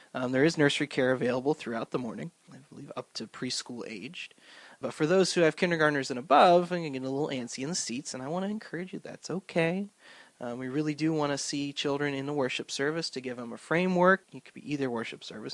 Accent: Swedesboro, New Jersey, United States; now in Cranford, United States; So I grew up in South Jersey in a little town called Swedesboro.

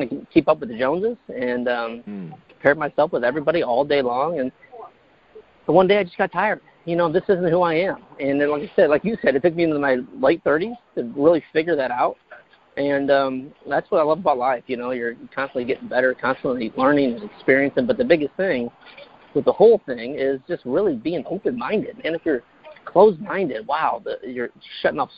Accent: Fort Wayne, Indiana, United States; moved away as an adult; also born or lived in North Carolina; now in California, United States; I was born and raised in Fort Wayne, Indiana.

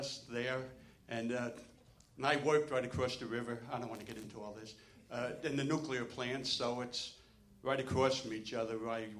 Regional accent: New Jersey, United States; moved away; I was originally from New Jersey. And 53 years, so I know all about New Jersey.

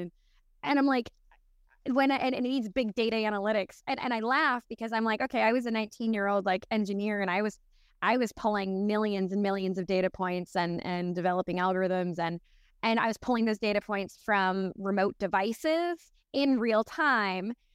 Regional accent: Newfoundland and Labrador, Canada; I'm originally from Newfoundland, Canada, so absolute middle of nowhere

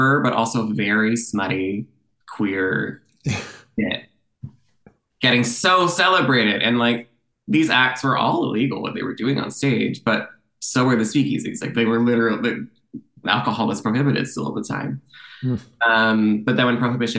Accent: Canada; also born or lived in Toronto; I'm a Canadian theater writer.

